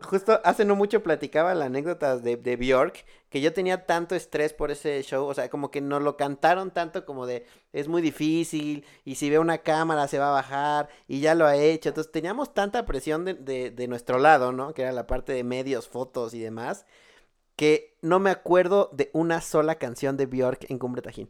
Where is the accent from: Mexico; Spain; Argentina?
Mexico